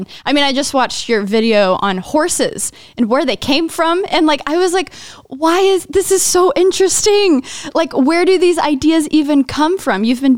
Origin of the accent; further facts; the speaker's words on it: Texas, United States; I'm from Texas, you know, so I've seen plenty of horses.